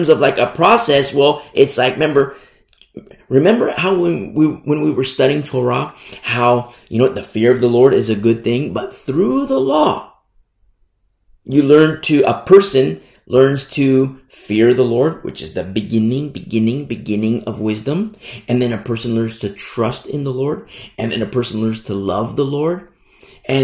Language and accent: English; United States; Now, I teach from America. I'm American. And I love this country.